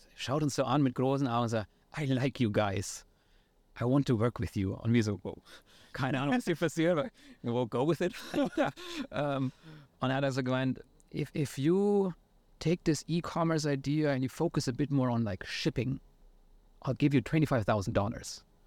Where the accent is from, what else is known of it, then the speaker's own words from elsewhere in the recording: near Nuremberg, Bavaria, Germany; accent: Franconian; moved away as an adult; also born or lived in San Francisco, United States; ich komme, wie vielleicht manche an meinem Akzent auch noch hören, ursprünglich aus der Nähe von Nürnberg in, in Bayern in Deutschland